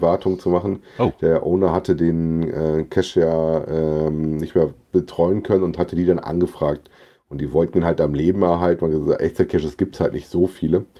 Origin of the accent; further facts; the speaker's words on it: Frankfurt am Main, Hesse, Germany; als Frankfurter